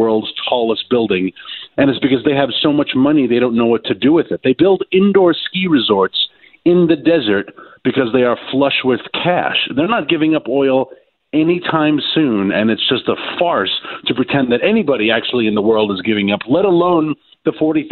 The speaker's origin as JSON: {"language": "English", "town": "New York City", "region": "New York", "country": "United States", "tie": "born or raised there", "said": "growing up in New York City"}